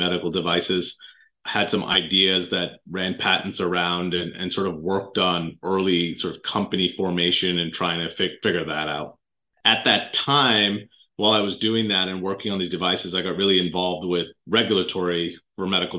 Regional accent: Canada; moved away as an adult; I grew up actually in Canada, of all places, and did undergrad in medical school there

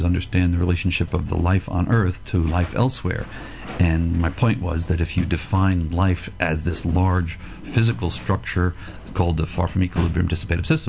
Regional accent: United States; now in Australia; I was born in the States

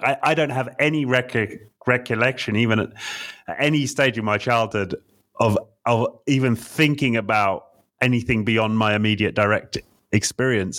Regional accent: England, United Kingdom; I'm an English man

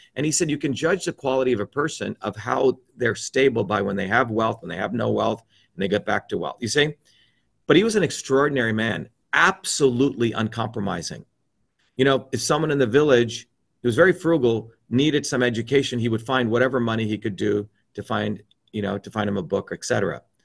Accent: New Jersey, United States; the working class people I grew up in New Jersey who were immigrants

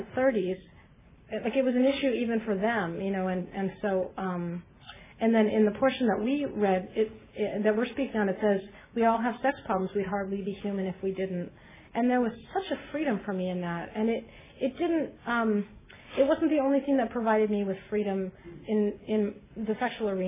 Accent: Beverly Hills, California, United States; I grew up in Beverly Hills

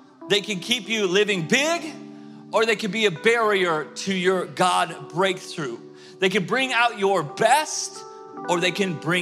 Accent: Tulsa, Oklahoma, United States; moved away; I grew up in Tulsa, Oklahoma

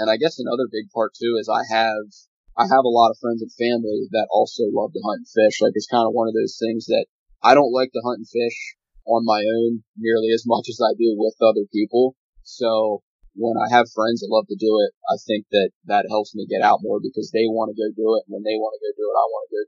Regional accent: Lancaster County, Pennsylvania, United States; I'm from Lancaster County, Pennsylvania, here in the southeastern part of the state.

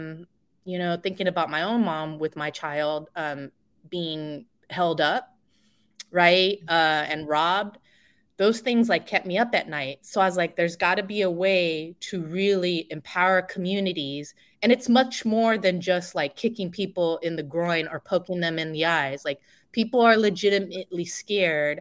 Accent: San Francisco, California, United States; I grew up in the Bay Area, born and raised in San Francisco

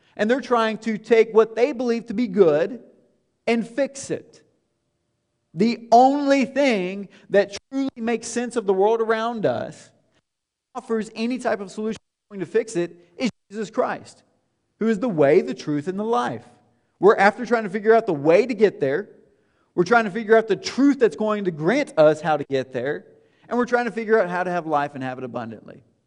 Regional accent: Tennessee, United States; moved away as an adult; now in Indianapolis, United States; It's not where I grew up. It's not home, although now it is home for us. But it's not where we're from. We left, and leaving was hard in twenty thirteen when we left Tennessee.

